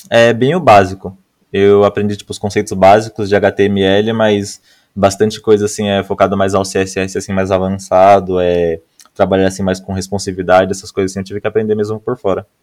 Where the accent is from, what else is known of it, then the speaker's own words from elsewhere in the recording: Mauá, São Paulo, Brazil; Cara, eu sou, daqui, eu sou, daqui, de Mauá, aqui, região do ABC Paulista.